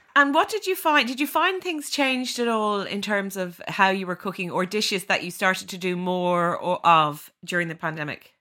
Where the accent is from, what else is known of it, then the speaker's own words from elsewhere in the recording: Ireland; as Irish people